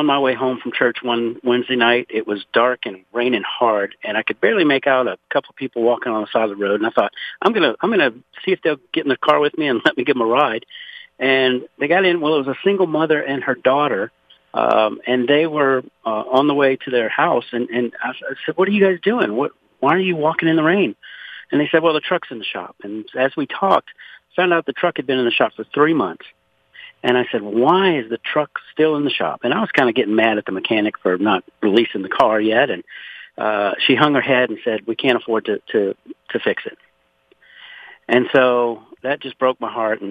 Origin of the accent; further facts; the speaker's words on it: Louisiana, United States; now in Conroe, United States; I was born and raised in Louisiana